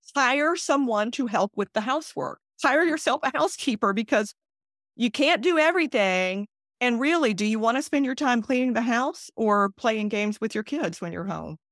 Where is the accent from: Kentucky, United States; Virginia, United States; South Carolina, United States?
South Carolina, United States; I was born and raised in South Carolina, and I wanted to be able to stay in South Carolina